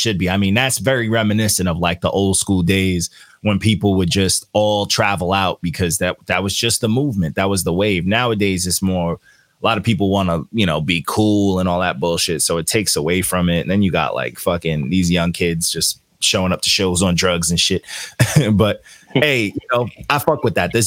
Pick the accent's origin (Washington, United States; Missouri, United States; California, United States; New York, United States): New York, United States; Long Island; So I'm from Long Island. I'm from New York.